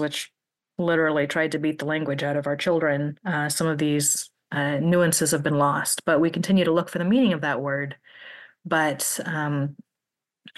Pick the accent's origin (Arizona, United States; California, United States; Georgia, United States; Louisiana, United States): California, United States; Klamath; I was born and raised in the Klamath Mountains region. I was born in Klamath, California